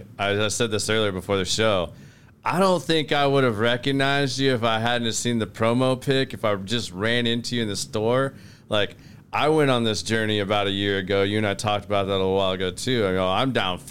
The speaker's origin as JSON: {"language": "English", "region": "Oklahoma", "country": "United States", "tie": "born or raised there", "also_born_or_lived": "Northeast United States", "moved": "yes", "lives_now": "Texas, United States", "said": "I was born in Oklahoma"}